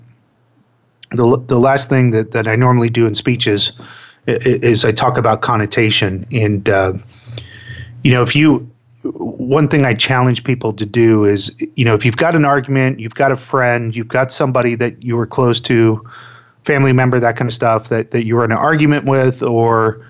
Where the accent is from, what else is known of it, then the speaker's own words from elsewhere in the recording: Florida, United States; I grew up in Florida